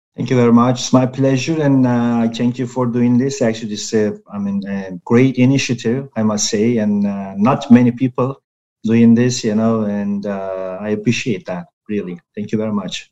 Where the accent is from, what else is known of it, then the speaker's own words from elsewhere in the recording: Turkey; I'm from Turkey